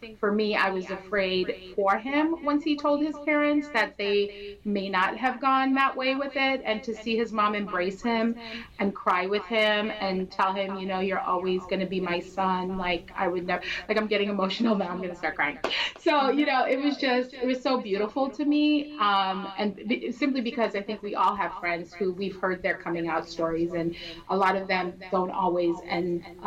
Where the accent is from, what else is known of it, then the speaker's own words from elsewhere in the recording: Trinidad & Tobago; I'm from Trinidad, so like my grandma wore dresses like